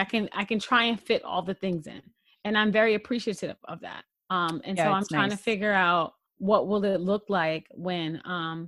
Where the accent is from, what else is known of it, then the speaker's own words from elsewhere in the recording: New York City, New York, United States; as a New Yorker